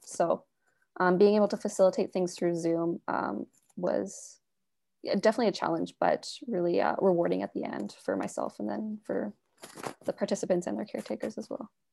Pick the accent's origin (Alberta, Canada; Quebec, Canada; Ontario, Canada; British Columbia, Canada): British Columbia, Canada; Vancouver; moved away as an adult; I'm originally from Vancouver, so I was back in Vancouver for the summer